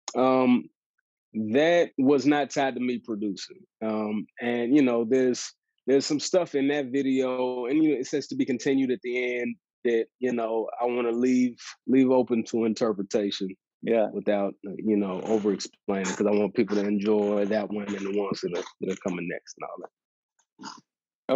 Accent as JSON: {"language": "English", "town": "Dallas", "region": "Texas", "country": "United States", "tie": "born or raised there", "said": "I moved to Dallas and uh, have been, you know, this is where I grew up, and so that's been yeah. cool to be be back in my my hometown"}